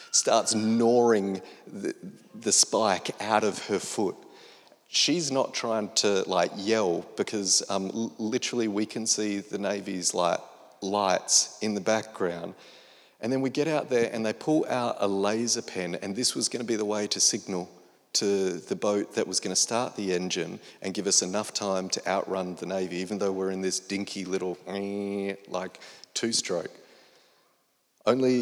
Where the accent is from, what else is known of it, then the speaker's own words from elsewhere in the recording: Australia; one Australian comedian at home